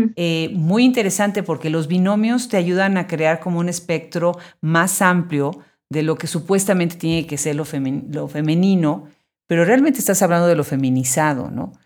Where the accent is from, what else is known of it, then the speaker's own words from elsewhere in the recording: Mexico; los que nacimos en México